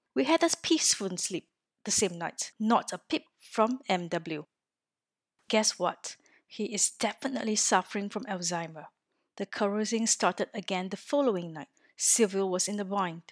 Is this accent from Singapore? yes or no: yes; Singapore; moved away as an adult; now in Orsay, France; I am originally from Singapore, a little country in Southeast Asia, and have been living in France for four years